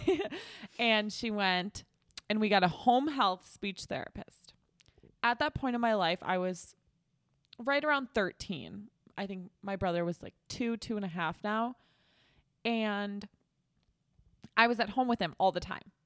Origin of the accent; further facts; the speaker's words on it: Chicago, Illinois, United States; I'm from Chicago, so I'm from a big